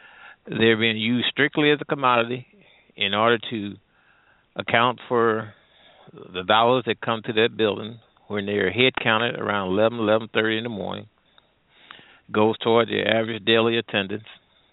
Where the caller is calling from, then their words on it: St. Louis, Missouri, United States; I'm calling from the Midwest St. Louis area.